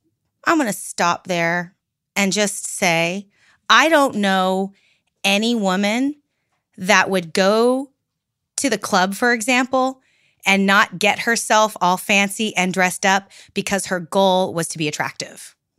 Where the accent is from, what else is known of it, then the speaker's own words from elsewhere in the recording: Pacific Northwest, United States; I'm from the Pacific Northwest where we have cedar trees.